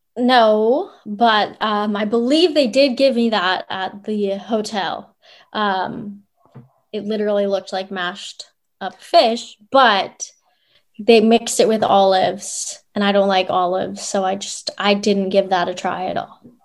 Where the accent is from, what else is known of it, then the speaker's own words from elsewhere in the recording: Ottawa, Ontario, Canada; moved away as an adult; also born or lived in Memphis; now in Akureyri, Iceland; I grew up in Orleans. Um, went to high school in Orleans